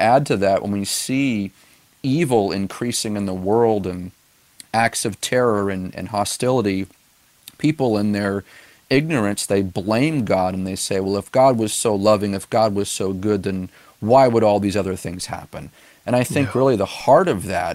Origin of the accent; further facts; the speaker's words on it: Gilmanton Iron Works, New Hampshire, United States; We planted this church back in 2013 in my hometown of Gilmanton Iron Works